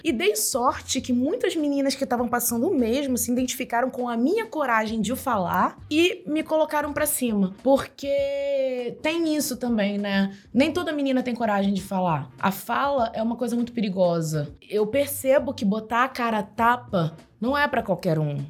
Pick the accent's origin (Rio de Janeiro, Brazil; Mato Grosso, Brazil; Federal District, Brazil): Rio de Janeiro, Brazil; Nova Iguaçu; moved away; also born or lived in Japeri; Eu sou de Nova Iguaçu, nascida e criada em Nova Iguaçu e também Japeri